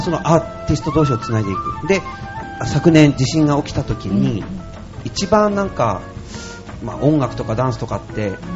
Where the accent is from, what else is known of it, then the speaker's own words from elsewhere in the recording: Noto Peninsula, Ishikawa, Japan; now in Urayasu, Japan; あの出身が能登半島なんですよはい、雪国ですから